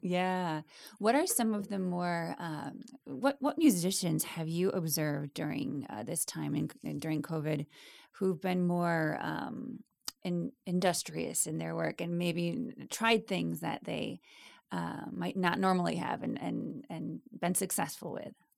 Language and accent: English; Wisconsin, United States; growing up in Wisconsin